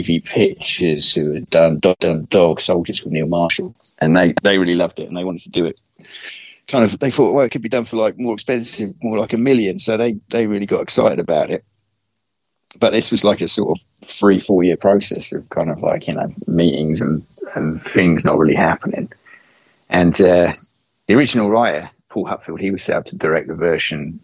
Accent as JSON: {"language": "English", "town": "Bury St Edmunds", "region": "East of England", "country": "United Kingdom", "tie": "born or raised there", "said": "That's where I was born"}